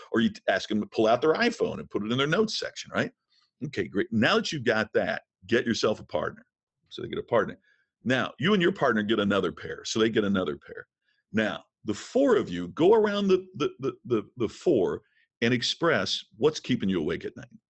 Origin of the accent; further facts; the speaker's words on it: Crothersville, Indiana, United States; moved away; I'm from a small town in southern Indiana. Crothersville, Indiana is my hometown